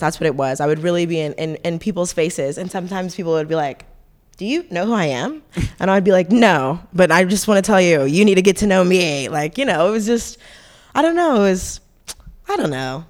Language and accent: English; Fayetteville, North Carolina, United States; We're all from Fayetteville